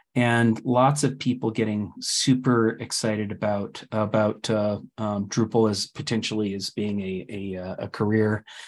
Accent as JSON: {"language": "English", "country": "Canada", "moved": "yes", "said": "I'm Canadian."}